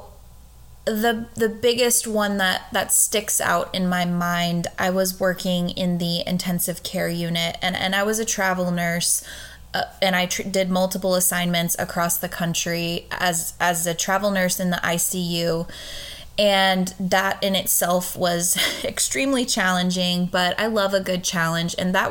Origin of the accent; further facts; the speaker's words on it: just outside of Richmond, Virginia, United States; I grew up in Virginia, and I think when a lot of people hear Virginia, like they immediately think of Northern Virginia, and I grew up just outside of Richmond